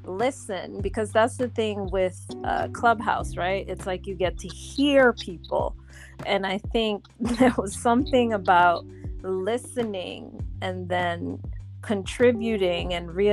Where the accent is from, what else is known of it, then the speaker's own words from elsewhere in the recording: Montreal, Quebec, Canada; also born or lived in Haiti; now in New York, United States; I'm Canadian. I was born in Montreal from Haitian parents. And I've lived in Haiti. I've lived in Montreal, and I'm now living in New York. So I've lived in all three places.